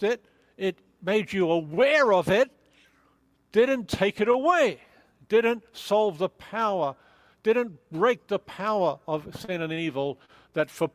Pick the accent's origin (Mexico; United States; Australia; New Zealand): Australia; I'm Australian